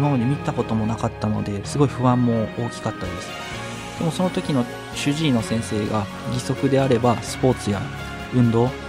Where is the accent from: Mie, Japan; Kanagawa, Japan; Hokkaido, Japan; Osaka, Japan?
Mie, Japan; moved away as an adult; also born or lived in Aichi; now in Tokyo, Japan; 三重県だと鈴鹿サーキットとかがあるんですけど